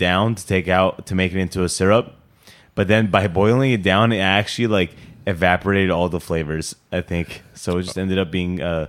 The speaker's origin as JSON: {"language": "English", "country": "United States", "said": "I'm American."}